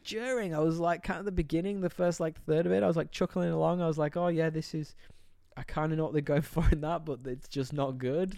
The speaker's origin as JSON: {"language": "English", "country": "United Kingdom", "tie": "born or raised there", "moved": "yes", "said": "I'm from this tiny little town in the U K"}